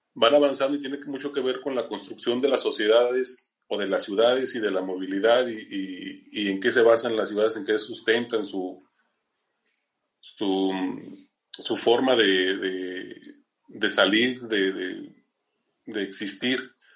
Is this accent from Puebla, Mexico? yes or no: no; Zacatecas, Mexico; en Zacatecas, que es de donde yo soy